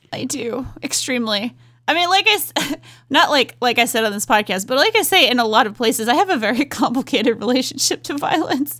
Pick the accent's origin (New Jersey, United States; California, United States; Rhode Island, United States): Rhode Island, United States; accent: Rhode Island; moved away; growing up in New England